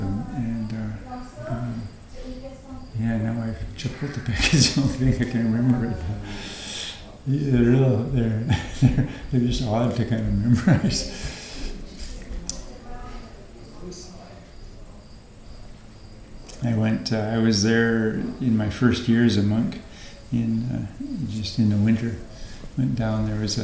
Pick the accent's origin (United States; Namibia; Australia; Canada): Canada; British Columbia; moved away as an adult; also born or lived in Alberta; now in Thailand; you've been born and raised in British Columbia